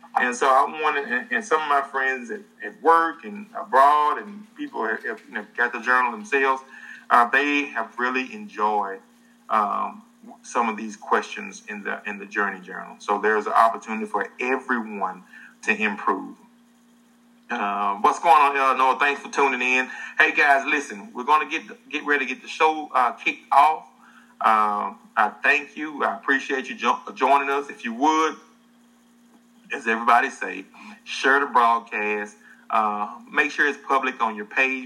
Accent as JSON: {"language": "English", "region": "the South", "country": "United States", "said": "I'm from the South. We're both from the South"}